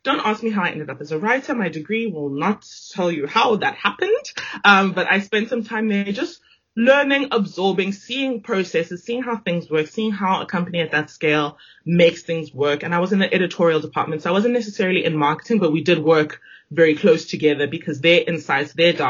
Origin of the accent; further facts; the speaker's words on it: Johannesburg, Gauteng, South Africa; moved away as an adult; also born or lived in Zimbabwe; now in Cape Town, South Africa; about 2.5-3 years later, we moved to Johannesburg. And that is where all of my formative years were based. I grew up there.